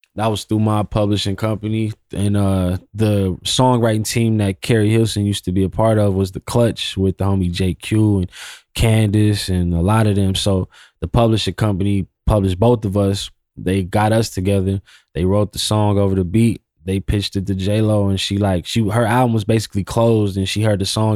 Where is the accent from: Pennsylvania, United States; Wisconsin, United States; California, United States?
California, United States; Pasadena; also born or lived in Fontana, California / Inland Empire, California; I'm from Pasadena slash I E. I actually lived in Pasadena longer than I lived